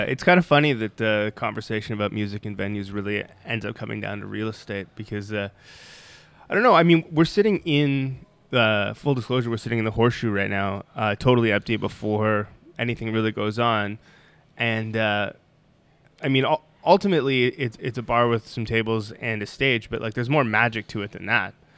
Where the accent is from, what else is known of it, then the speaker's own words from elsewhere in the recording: Toronto, Ontario, Canada; I'm from Toronto too